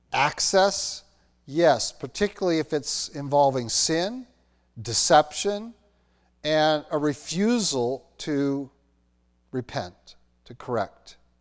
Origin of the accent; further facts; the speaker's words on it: Roanoke, Virginia, United States; moved away; I grew up in Roanoke, Virginia, graduated from Roanoke Valley Christian Schools